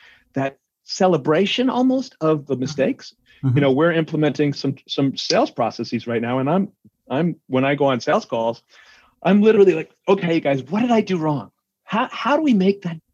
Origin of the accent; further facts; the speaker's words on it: New York, United States; I'm a New Yorker from an Irish Catholic family